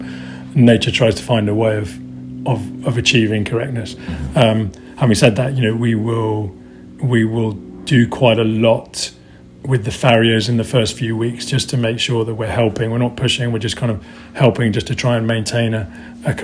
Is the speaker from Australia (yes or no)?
no; Portugal; moved away; also born or lived in Newmarket; I'm originally from Portugal